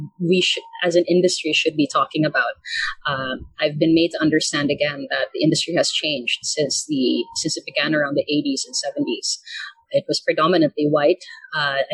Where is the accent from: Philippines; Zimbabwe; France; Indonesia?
Philippines; born or raised there; also born or lived in Vancouver, Canada